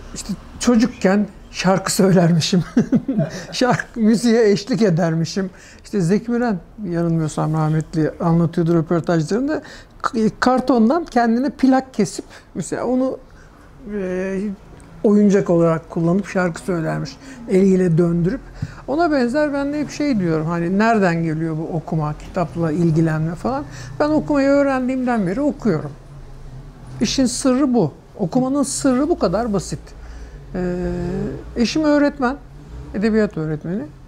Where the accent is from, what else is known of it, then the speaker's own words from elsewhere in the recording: Istanbul, Turkey; Çubuklu da doğdum.